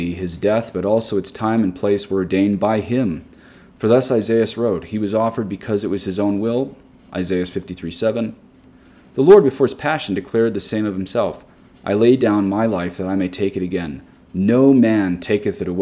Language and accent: English; United States; especially as American Catholics